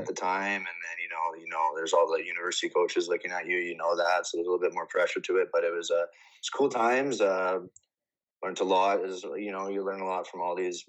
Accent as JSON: {"language": "English", "town": "Winnipeg", "region": "Manitoba", "country": "Canada", "tie": "born or raised there", "said": "I grew up in the River East area"}